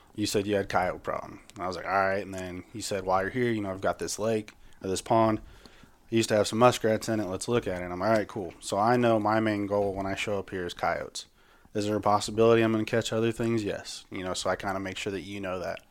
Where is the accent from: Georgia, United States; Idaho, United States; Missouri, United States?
Missouri, United States; Higginsville; now in Blue Springs, United States; I'm from Higginsville